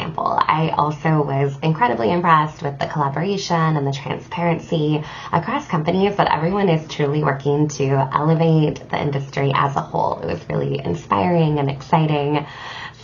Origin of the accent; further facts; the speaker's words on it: United States; being an American here in the U.S.